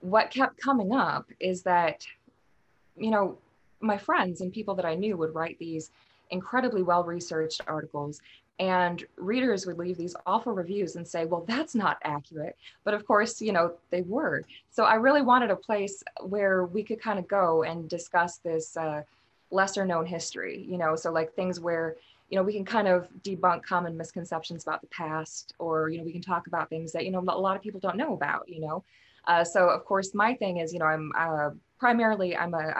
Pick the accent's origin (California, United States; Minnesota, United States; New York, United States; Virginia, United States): Minnesota, United States; moved away; also born or lived in Wales; I grew up in Minnesota